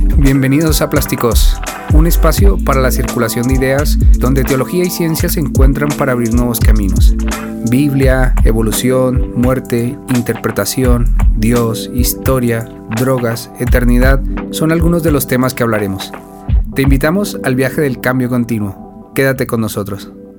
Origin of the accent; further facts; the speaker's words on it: Colombia; also born or lived in Spain; now in Mexico; yo soy colombiano, pero viví casi media vida en España